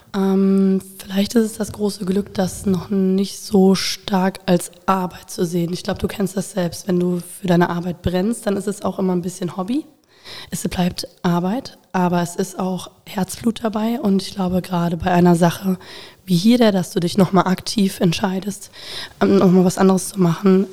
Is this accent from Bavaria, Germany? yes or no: no; Koblenz, Rhineland-Palatinate, Germany; also born or lived in Bonn; geboren bin ich tatsächlich in Bonn und ähm, bin mit acht Jahren nach Koblenz gekommen